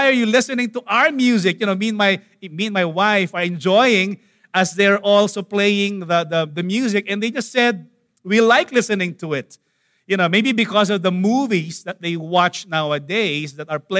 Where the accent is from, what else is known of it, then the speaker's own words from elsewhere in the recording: Manila, Metro Manila, Philippines; I grew up in Tondo